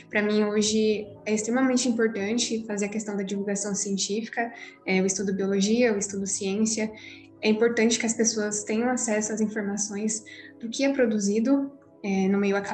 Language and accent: Portuguese; São Paulo, Brazil; also born or lived in Santo André; now in Sorocaba, Brazil; Eu sou aqui de São Paulo mesmo.